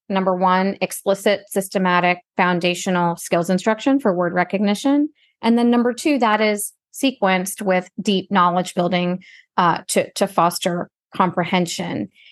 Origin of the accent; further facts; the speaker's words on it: United States; first language Gujarati; English is a second language; also born or lived in Spain / Nicaragua / Mexico; I'm, I'm Indian American. My parents moved to the U S a couple years before I was born.